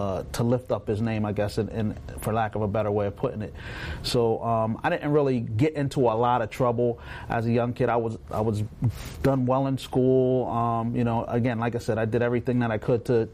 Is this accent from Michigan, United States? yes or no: no; Woodbine, New Jersey, United States; also born or lived in Middle Township, New Jersey; I grew up in Woodbine, New Jersey. It's a small town, very small town.